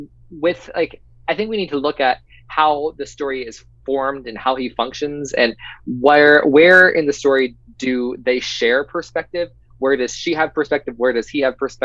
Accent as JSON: {"language": "English", "region": "Pennsylvania", "country": "United States", "said": "we're both from Pennsylvania"}